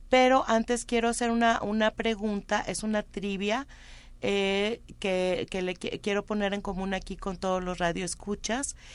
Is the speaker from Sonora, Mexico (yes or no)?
no; San Luis Potosí, Mexico; Pues aquí mero, en San Luis Potosí.